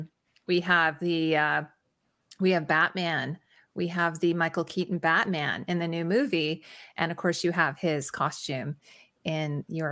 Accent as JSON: {"language": "English", "town": "Toronto", "region": "Ontario", "country": "Canada", "said": "I'm from Toronto"}